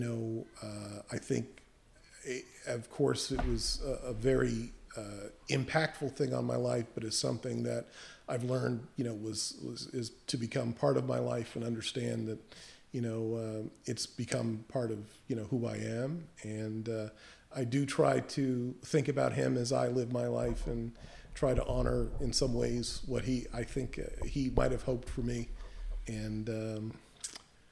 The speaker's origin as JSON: {"language": "English", "area": "Henrico County", "region": "Virginia", "country": "United States", "tie": "born or raised there", "also_born_or_lived": "Piscataway, New Jersey / New York", "moved": "yes", "lives_now": "New Jersey, United States", "said": "I grew up in Henrico County"}